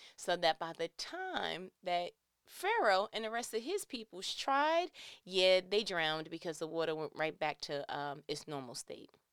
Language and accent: English; New York, United States; I'm from New York. We are not around a large body of water